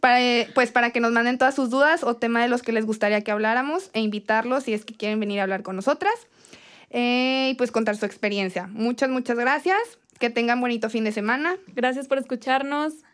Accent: Torreón, Coahuila, Mexico; Soy de Torreón

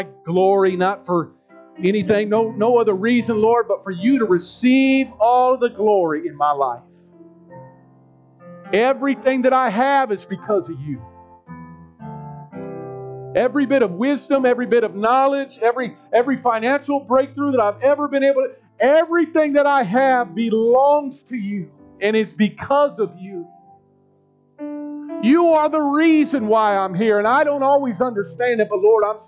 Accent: United States; I grew up in Northeast. I was born at the osteopathic hospital, not too far from here

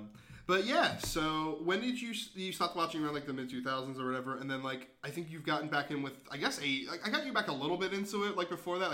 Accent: Philadelphia, Pennsylvania, United States; we're both from the Philly area

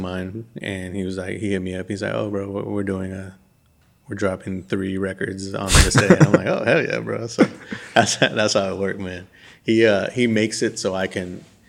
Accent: West Coast, United States; now in Birmingham, United States; growing up in the West Coast

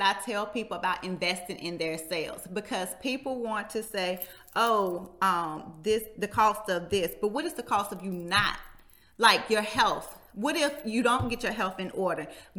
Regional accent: Martinsville, Virginia, United States; Martinsville entrepreneurs, my hometown.

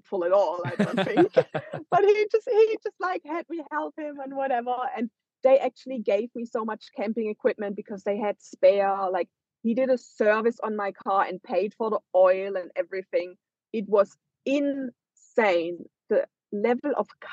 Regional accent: Germany; moved away as an adult; now in Australia; from Germany

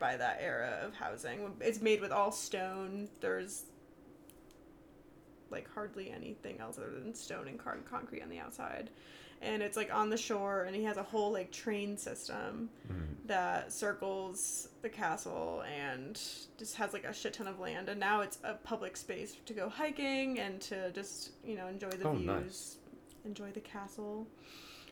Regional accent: Connecticut, United States; now in Colorado, United States; We're both from Connecticut

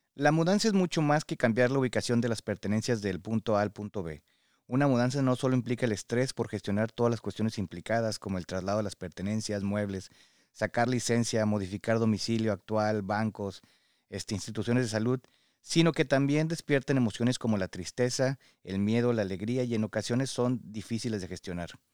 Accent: Mexico; now in United States; somos mexicanos y tenemos este apego muy grande a la familia

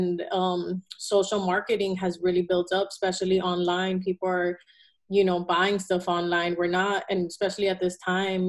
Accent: Miami, Florida, United States; also born or lived in Caracas, Venezuela; Yeah, so I was born in Caracas, Venezuela. I moved to Miami when I was 3, and I lived there the whole time of my life.

